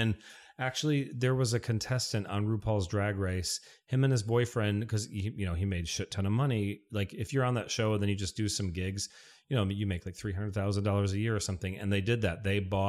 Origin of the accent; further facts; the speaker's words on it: Michigan, United States; I mean, I'm from Michigan, so I'll do like trips back to Michigan where I'm there for like 7 to 10 days.